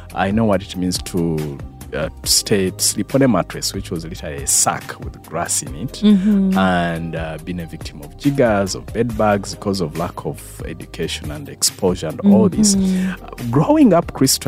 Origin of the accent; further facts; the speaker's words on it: near Mbarara, Western Region, Uganda; I was born in a place called Roti. It's 3 kilometers Mbarakabale Road